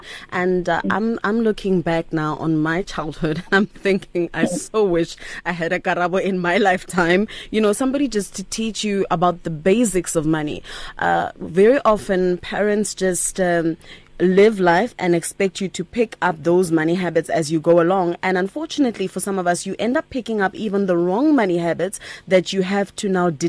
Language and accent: English; Rustenburg, North West, South Africa; I grew up in Rustenburg